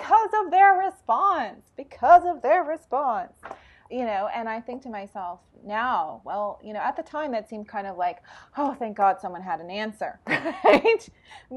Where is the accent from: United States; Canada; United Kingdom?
Canada; I'm Canadian